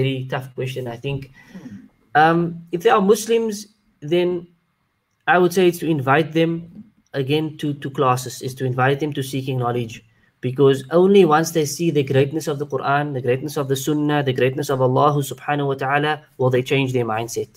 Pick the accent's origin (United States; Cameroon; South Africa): South Africa; Cape Town, Western Cape; I am from South Africa, from Cape Town